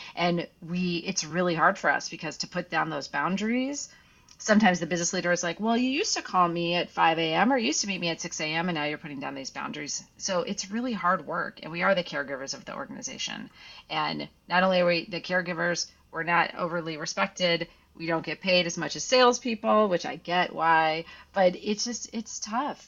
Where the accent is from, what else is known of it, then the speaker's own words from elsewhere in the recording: Midwest, United States; now in California, United States; I'm originally from the Midwest